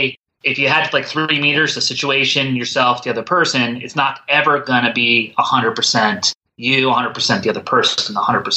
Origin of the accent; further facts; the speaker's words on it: East Coast, United States; moved away; also born or lived in Colorado / Midwest; growing up in the East Coast, then living in the Midwest a little bit, and then living on the West Coast